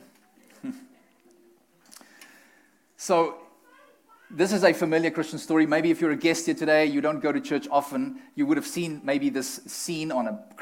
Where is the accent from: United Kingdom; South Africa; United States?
South Africa; moved away; we're from South Africa